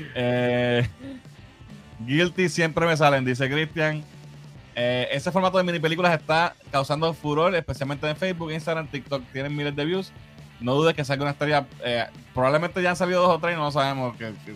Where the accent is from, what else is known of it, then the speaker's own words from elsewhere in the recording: Puerto Rico; nosotros, pues, obviamente, somos puertorriqueños